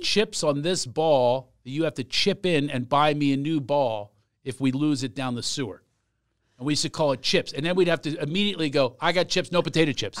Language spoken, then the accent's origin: English; Philadelphia, Pennsylvania, United States; I'm from Philadelphia